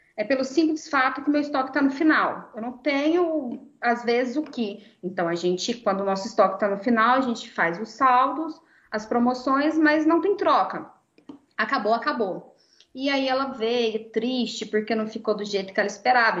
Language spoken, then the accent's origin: Portuguese; Goiânia, Goiás, Brazil; eu sou de Goiânia